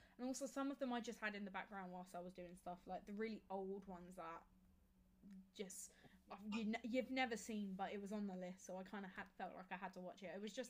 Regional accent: Kent, South East England, United Kingdom; I'm from Kent. I'm a third year law student.

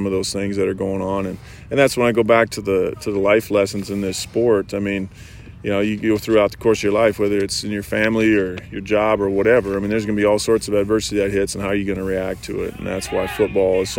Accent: Midwest, United States; I grew up in the Midwest

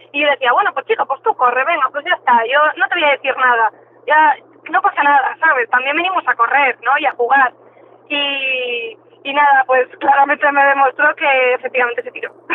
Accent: Madrid, Community of Madrid, Spain; moved away as an adult; now in Vigo, Spain; yo soy de Madrid, vine aquí a Vigo

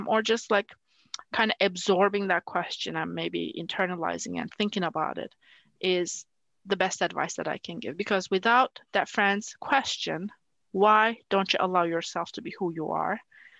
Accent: Turkey; English is a second language; You know, growing up in Turkey, and especially working at NASA in a very male-dominated environment, there are expectations of how a woman should be

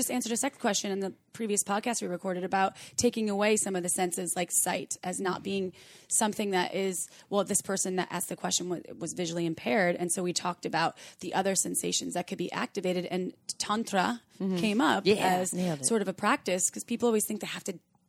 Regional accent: Wisconsin, United States; I'm from Wisconsin, and I'm scared of chakras.

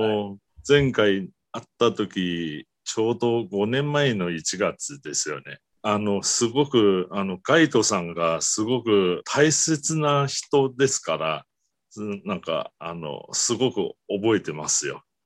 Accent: Taiwan; Japanese is a second language; 私が台湾出身

